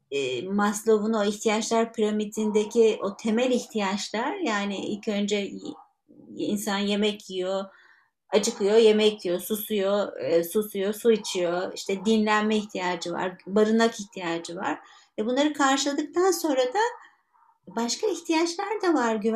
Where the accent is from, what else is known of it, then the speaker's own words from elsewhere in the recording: Istanbul, Turkey; born there; ee, işte İstanbul'da doğdum e, Müslüman bir aileye doğdum.